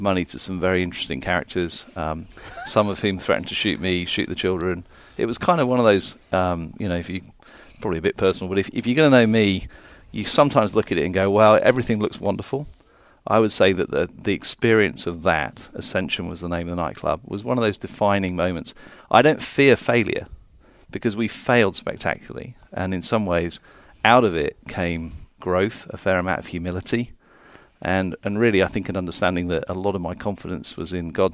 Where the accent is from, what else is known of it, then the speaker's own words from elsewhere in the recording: London, United Kingdom; also born or lived in Phoenix, United States / South Carolina, United States; I'm from London